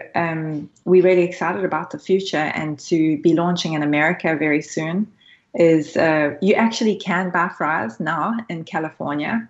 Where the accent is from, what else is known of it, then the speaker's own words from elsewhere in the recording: South Africa; now in Australia; I'm originally South African, so I come from Africa. So I've faced these issues growing up as well